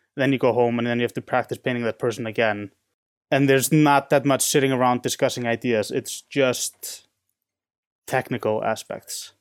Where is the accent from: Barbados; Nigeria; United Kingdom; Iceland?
Iceland; Reykjavik, Capital Region; also born or lived in San Francisco; now in Chicago, United States; I'm from Reykjavik, which is the biggest city